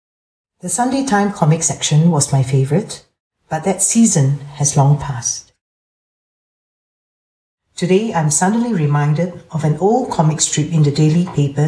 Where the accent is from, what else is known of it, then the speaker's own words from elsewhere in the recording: Singapore; I was born and raised in Singapore, a tiny city-state